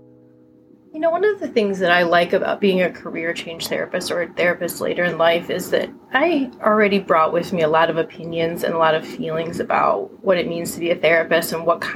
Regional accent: Michigan, United States; Tara and I grew up in Michigan together

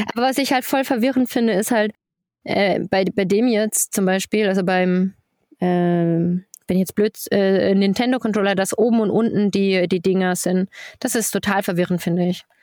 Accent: Germany; moved away as an adult; now in Switzerland; bei uns in Deutschland

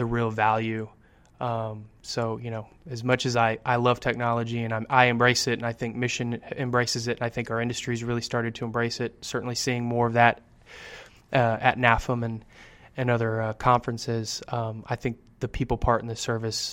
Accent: San Antonio, Texas, United States; I'm from San Antonio

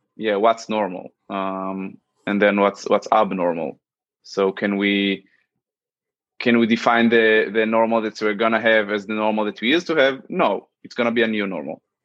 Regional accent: Central District, Israel; moved away as an adult; now in New York, United States; I'm originally from Israel, as I mentioned, uh, the central area. I spent most of my life there, uh, okay. 21 years uh, in specific.

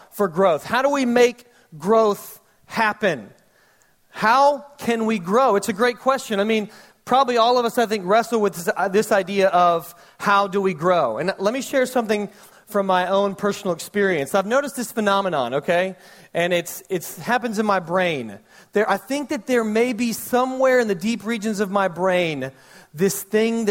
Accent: Fayette County, Georgia, United States; also born or lived in Newnan, Georgia; now in Senoia, United States; I grew up in Fayette County, Georgia.

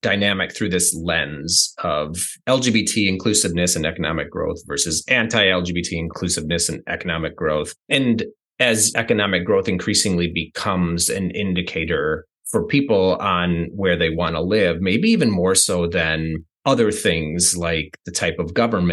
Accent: United States; I'm from the States

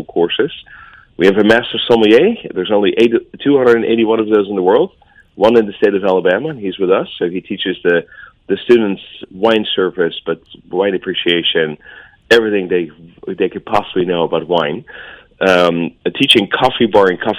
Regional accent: Netherlands; moved away; I'm from Holland.

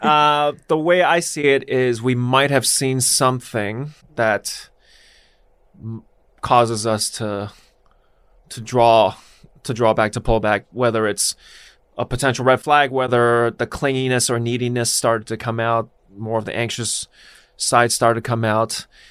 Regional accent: Los Angeles, California, United States; I grew up here

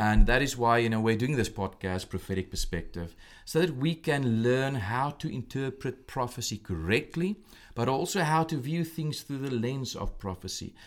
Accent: South Africa; moved away as an adult; now in Williamsport, United States; I'm originally from South Africa

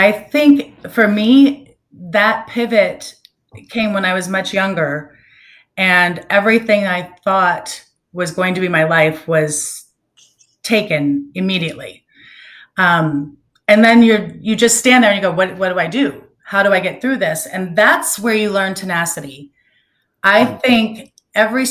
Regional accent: Orlando, Florida, United States; moved away as an adult; now in Naples, United States; I grew up in Orlando and had moved here for work

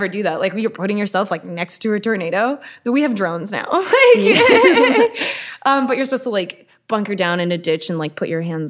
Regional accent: Arlington, Texas, United States; moved away; I grew up outside of Dallas. It's Arlington, Texas.

